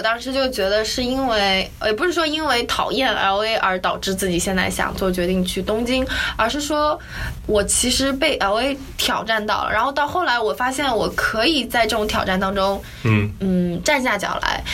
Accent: China; now in New York, United States; 因为我们是中国来的

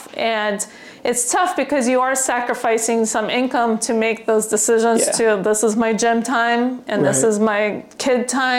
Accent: California, United States; Well, this was difficult because I'm from California, and where the restrictions were a lot greater

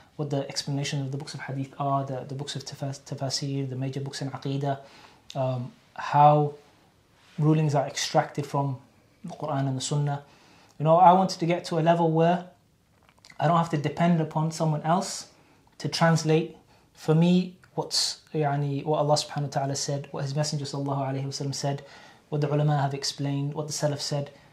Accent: Cardiff, Wales, United Kingdom; also born or lived in Qassim, Saudi Arabia; from Cardiff, Wales, born and bred in Cardiff

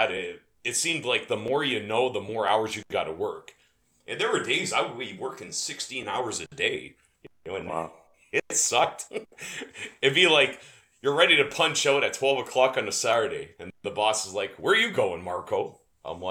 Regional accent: Windsor, Ontario, Canada; also born or lived in Tecumseh, Ontario; I was born and raised in Windsor, Ontario in Canada.

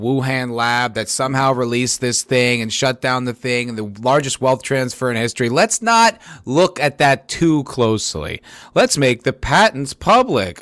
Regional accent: New Jersey, United States; I grew up in New Jersey

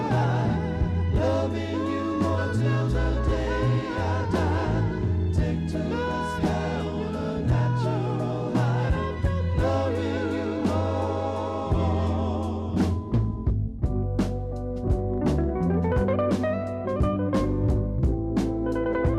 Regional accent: Chicago, Illinois, United States; growing up in Chicago in the 60s, 70s, and 80s

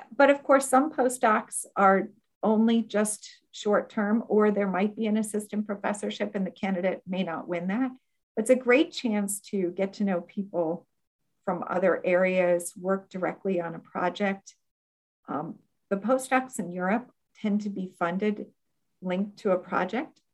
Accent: Akron, Ohio, United States; moved away as an adult; also born or lived in Bloomington, Indiana / abroad (11 years); now in Florida, United States; my hometown in Akron, Ohio

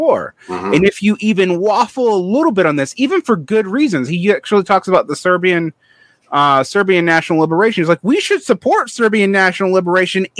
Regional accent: Central Georgia, United States; I grew up in Central Georgia

